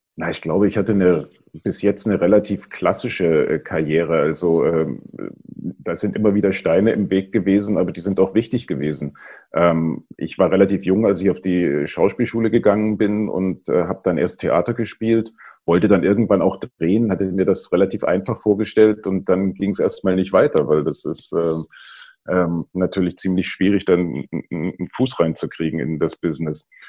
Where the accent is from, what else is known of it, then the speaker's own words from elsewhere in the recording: East Germany, Germany; ich bin ja äh, in der DDR aufgewachsen